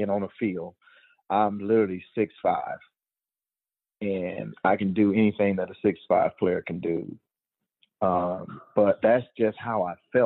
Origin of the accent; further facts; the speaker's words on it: Georgia, United States; moved away; I was a Georgia boy. I was born in Georgia.